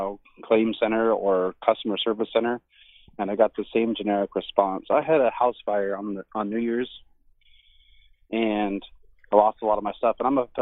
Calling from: Elk Grove, California, United States; I'm calling from Elk Grove, California.

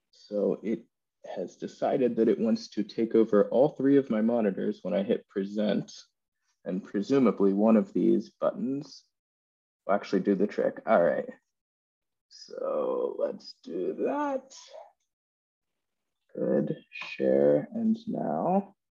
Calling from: England, United Kingdom; I'm coming in from England right now.

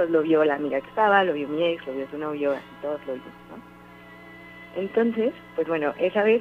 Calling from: Orizaba, Veracruz, Mexico; De Orizaba.

